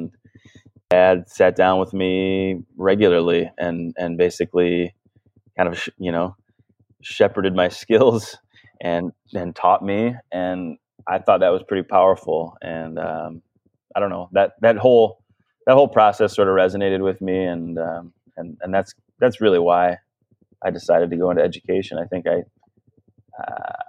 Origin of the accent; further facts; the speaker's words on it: Ann Arbor, Michigan, United States; moved away as an adult; also born or lived in Ohio / Barrington, Illinois / Abu Dhabi; now in Traverse City, United States; my brother and I were born and raised in Ann Arbor, Michigan.